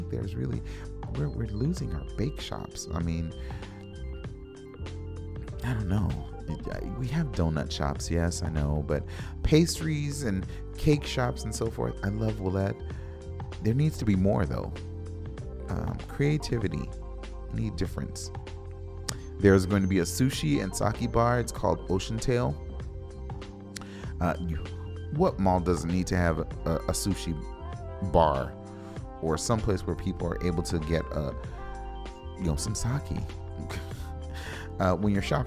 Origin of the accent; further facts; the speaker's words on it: West Coast, United States; now in Minneapolis, United States; I'm from the West Coast